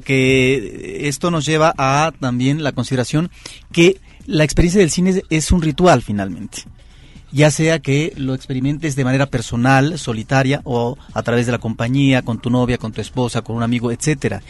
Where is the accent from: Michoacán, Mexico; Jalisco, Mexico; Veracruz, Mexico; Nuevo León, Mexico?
Veracruz, Mexico; Xalapa; el Cine Jalapa, Variedades de Jalapa, la capital del estado de Veracruz. Ahí es donde yo de niño me refugiaba